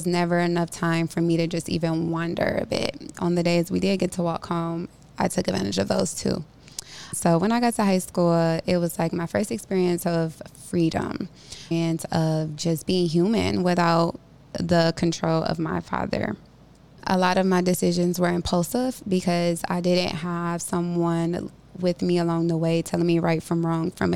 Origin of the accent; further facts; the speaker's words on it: Cleveland, Ohio, United States; Growing up in Cleveland in elementary and middle school, I experienced a very strict environment.